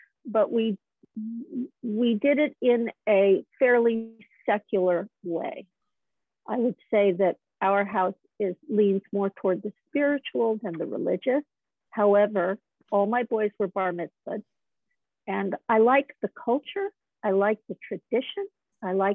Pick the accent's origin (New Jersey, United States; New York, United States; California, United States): California, United States; Malibu; I grew up in Malibu Colony when I was a little girl